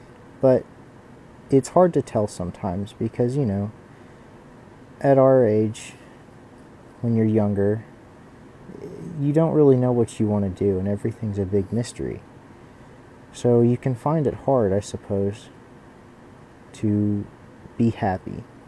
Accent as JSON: {"language": "English", "region": "Tennessee", "country": "United States", "said": "I'm from Tennessee."}